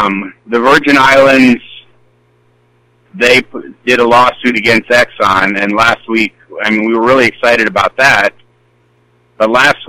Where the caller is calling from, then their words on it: Grand Rapids, Michigan, United States; I'm calling in from Grand Rapids.